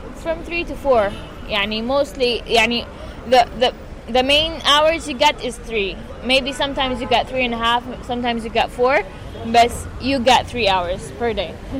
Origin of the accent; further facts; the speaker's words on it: Gaza City, Gaza Strip, Palestine; English is a second language; I'm born and raised in Gaza